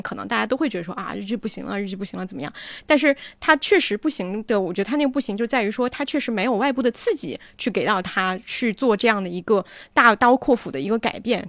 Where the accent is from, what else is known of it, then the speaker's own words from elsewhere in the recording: China; 我们其实中国人